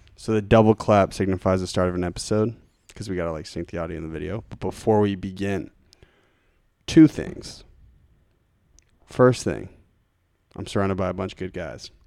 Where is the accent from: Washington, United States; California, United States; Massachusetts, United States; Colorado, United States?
Massachusetts, United States; Lincoln; I grew up in Lincoln, Mass, on Deer Haven Road